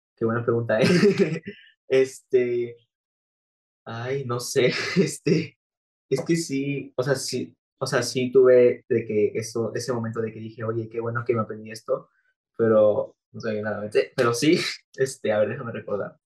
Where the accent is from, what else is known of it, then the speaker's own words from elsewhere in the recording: Acapulco, Guerrero, Mexico; yo soy de Acapulco